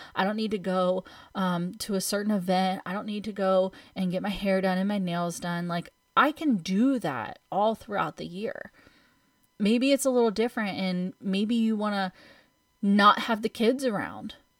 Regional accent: United States

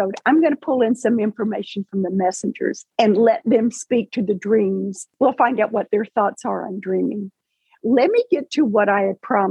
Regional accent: Paducah, Kentucky, United States; I was working and living and working in my hometown of Paducah, Kentucky

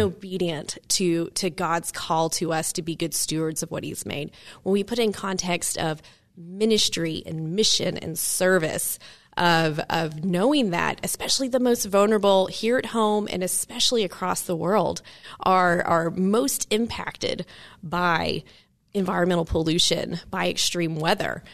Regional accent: Maryville, Tennessee, United States; moved away; grew up in Maryville as well

